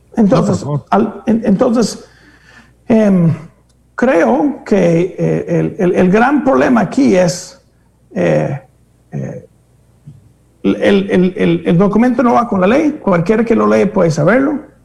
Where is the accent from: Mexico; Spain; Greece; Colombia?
Greece; moved away; unos griegos que no conocí, que resulta ser de mi pueblo